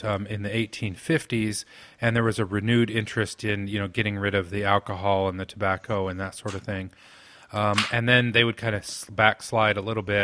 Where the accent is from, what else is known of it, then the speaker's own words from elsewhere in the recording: Sanpete County, Central Utah, United States; I'm of Danish descent primarily, and I come from the San Pete, Central Utah Danes